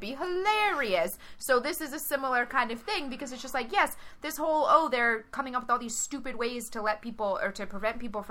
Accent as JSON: {"language": "English", "region": "Louisiana", "country": "United States", "tie": "born or raised there", "said": "I grew up in Louisiana when David Duke was still an active politician"}